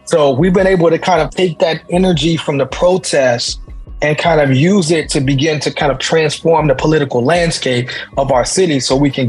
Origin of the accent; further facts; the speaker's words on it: Chicago, Illinois, United States; moved away; also born or lived in Pittsburgh, Pennsylvania; I'm currently in New Orleans, but I'm originally from Chicago, Illinois, Southside specifically. And the city that I do my work out of is Pittsburgh, Pennsylvania.